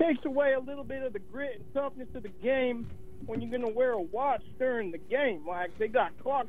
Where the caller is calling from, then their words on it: Coventry, Connecticut, United States; I'm calling from Coventry, Connecticut